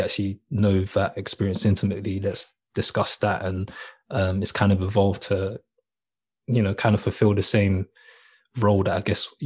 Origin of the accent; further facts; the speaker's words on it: London, United Kingdom; I grew up in South London, so I grew up on initially in Peckham